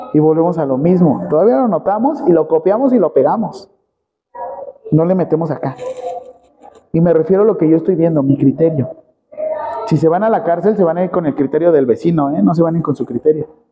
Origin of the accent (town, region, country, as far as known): Mexico